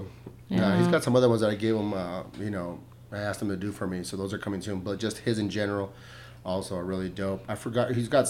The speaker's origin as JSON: {"language": "English", "town": "El Paso", "region": "Texas", "country": "United States", "tie": "born or raised there", "said": "I grew up in Segundo"}